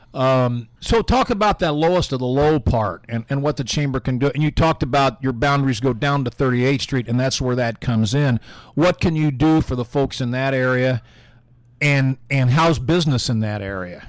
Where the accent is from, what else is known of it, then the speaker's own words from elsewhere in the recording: Indianapolis, Indiana, United States; now in Carmel, United States; I grew up in Indianapolis